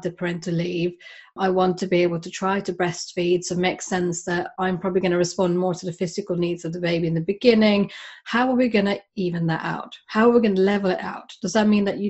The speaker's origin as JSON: {"language": "English", "country": "Sweden", "moved": "yes", "lives_now": "United Kingdom", "said": "I'm originally from Sweden"}